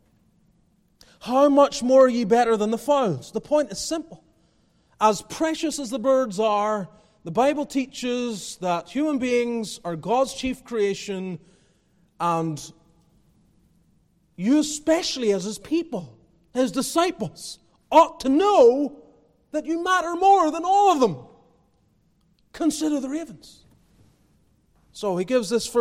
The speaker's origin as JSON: {"language": "English", "region": "Northern Ireland", "country": "United Kingdom", "tie": "born or raised there", "also_born_or_lived": "Calgary, Canada", "moved": "yes", "lives_now": "Greenville, United States", "said": "Growing up in Northern Ireland"}